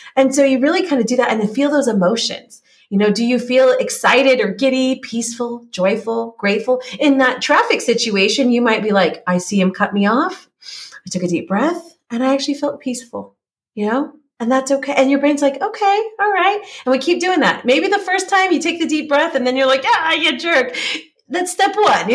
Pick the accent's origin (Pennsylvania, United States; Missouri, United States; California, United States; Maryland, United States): California, United States; moved away as an adult; now in Czech Republic; I grew up in California. I live in Czech Republic now.